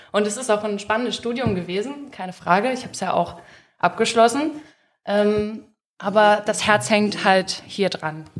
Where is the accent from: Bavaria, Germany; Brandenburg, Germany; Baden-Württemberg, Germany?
Brandenburg, Germany; Peitz; moved away as an adult; now in Leipzig, Germany; ich komme ursprünglich aus Peitz